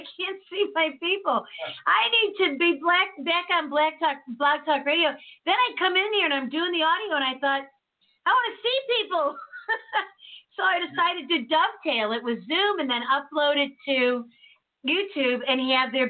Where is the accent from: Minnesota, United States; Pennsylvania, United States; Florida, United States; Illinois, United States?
Illinois, United States; Chicago; I grew up in Chicago